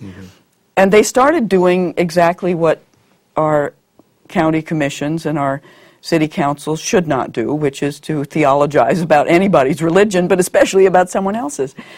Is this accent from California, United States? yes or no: no; Montana, United States; moved away; growing up in Montana